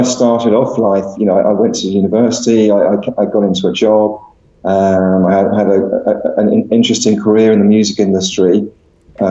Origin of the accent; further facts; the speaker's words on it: London, United Kingdom; I grew up in London